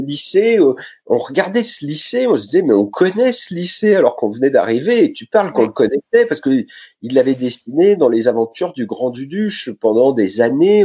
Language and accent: French; Sainte-Menehould, Grand Est, France; also born or lived in Châlons-en-Champagne; je suis né dans la Marne, à Sainte-Menou